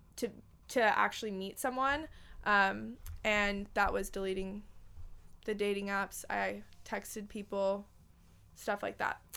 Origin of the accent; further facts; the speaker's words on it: Los Angeles, California, United States; I was born and raised in Los Angeles, California